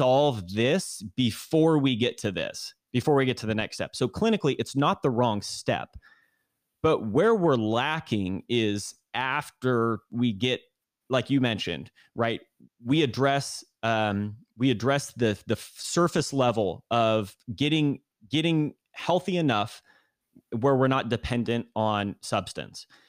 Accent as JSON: {"language": "English", "town": "Granite Bay", "region": "California", "country": "United States", "tie": "born or raised there", "said": "born and raised in kind of the Sacramento area, kind of Northern California, uh, a place called Granite Bay in the suburbs"}